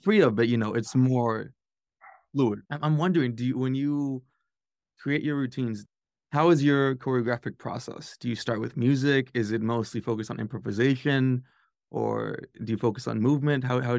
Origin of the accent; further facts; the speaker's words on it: California, United States; also born or lived in Texas; I grew up in California and Texas.